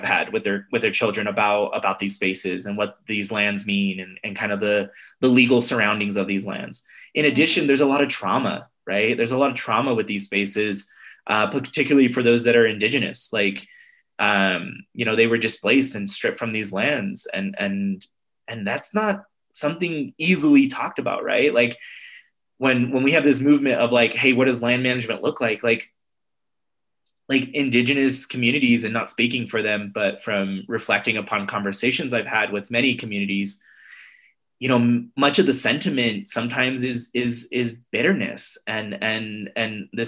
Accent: United States; I'm Mexican American, and I'm a first generation Mexican American here in the States.

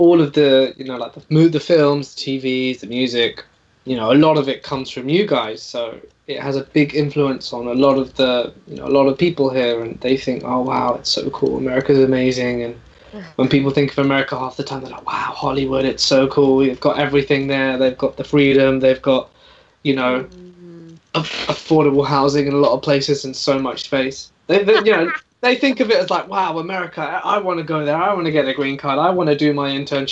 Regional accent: England, United Kingdom; I'm not from the U.S. I'm from England

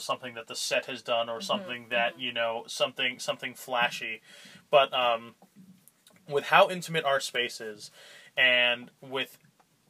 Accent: Allentown, Pennsylvania, United States; now in Alpena, United States; I'm originally from Allentown, Pennsylvania, you know, an hour north of Philadelphia and 2 hours south of New York City

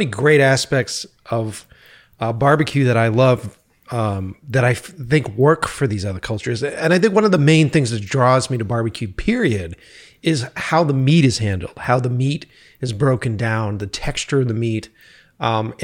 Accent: Boston, Massachusetts, United States; now in Los Angeles, United States; being an East Coast kid, because I'm originally from Boston.

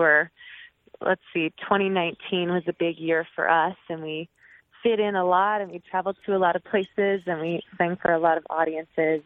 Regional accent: Portland, Oregon, United States; now in Sedalia, United States; I'm from Portland, Oregon

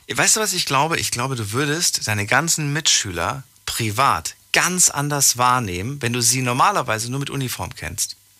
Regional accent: Frankfurt, Hesse, Germany; Ich bin in Frankfurt groß geworden

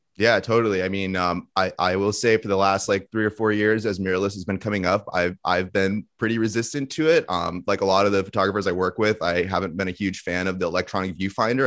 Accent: Thousand Oaks, California, United States; I grew up in the suburbs of L A, a town called Thousand

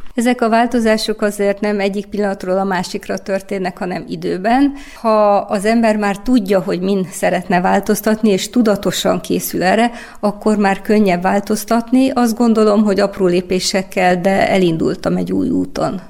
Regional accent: Timișoara, Timiș County, Romania; én egy koszmopolita városba születtem, Temesváron, ahol gyerekkoromban már startból három nyelven tanultam beszélni

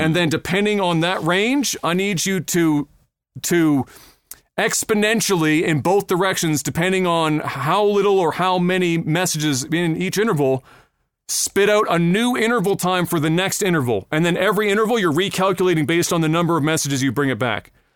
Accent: Halifax, Nova Scotia, Canada

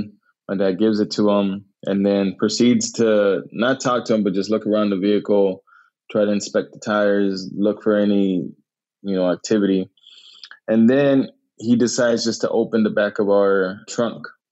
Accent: Arizona, United States; also born or lived in Tucson, Arizona; I was born and raised here in the state of Arizona. I was born in Tucson, which is the second largest city. But once I was born, I immediately was moved down to the border

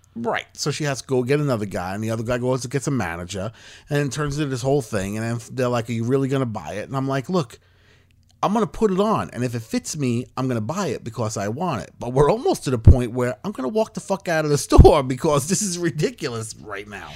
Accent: Long Island, New York, United States; Laser tag on Long Island was big when I was a senior in high school

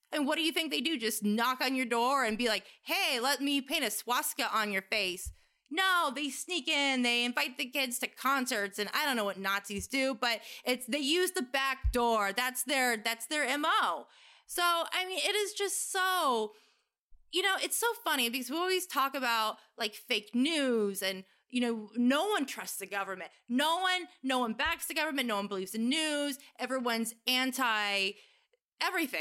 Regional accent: United States; as an American

